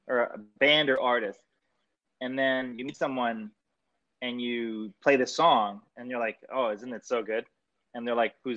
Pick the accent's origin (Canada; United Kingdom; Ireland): Canada; I'm Canadian and Italian